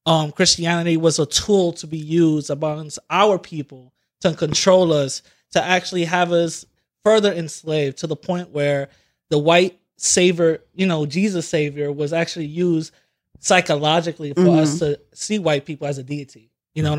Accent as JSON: {"language": "English", "town": "New York City", "region": "New York", "country": "United States", "tie": "born or raised there", "said": "from the Bronx and just growing up in for what they call quote unquote impoverished community"}